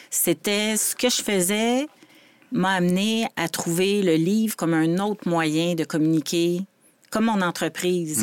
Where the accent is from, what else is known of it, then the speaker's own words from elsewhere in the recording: Laval, Quebec, Canada; also born or lived in Montreal; je suis née à Montréal, j'ai déménagé à Laval vers 5 ans tout fait le primaire, secondaire, collégial